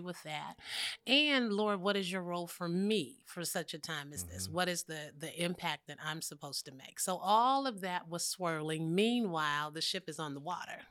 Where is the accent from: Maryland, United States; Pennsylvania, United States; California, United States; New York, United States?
California, United States; San Francisco Bay Area; I am from the Bay Area